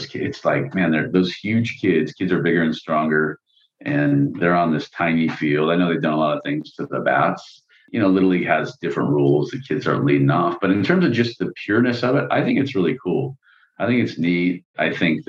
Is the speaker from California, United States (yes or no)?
yes; California, United States; we're from California